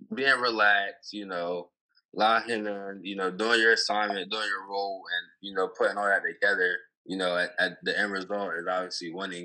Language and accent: English; Snow Hill, Maryland, United States; it's my hometown